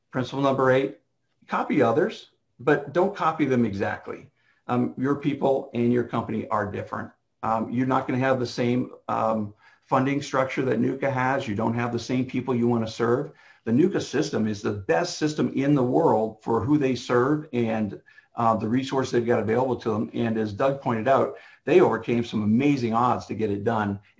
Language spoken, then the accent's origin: English; Canada; now in United States; I spent a lot of years when I moved down here from Canada, Janice and I did